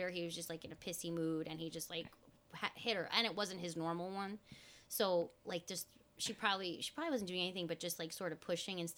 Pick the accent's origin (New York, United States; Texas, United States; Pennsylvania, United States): New York, United States; Mahopac; Like I grew up in Mahopac, and my uncle had